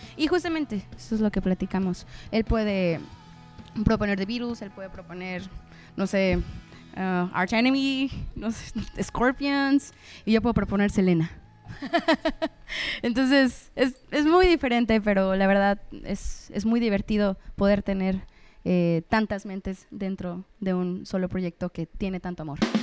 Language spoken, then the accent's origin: Spanish; Puerto Vallarta, Jalisco, Mexico; yo soy de aquí de Puerto Vallarta